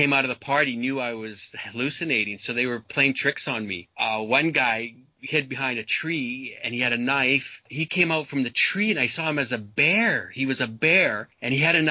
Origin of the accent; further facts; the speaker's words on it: Canada; I was brought up in Canada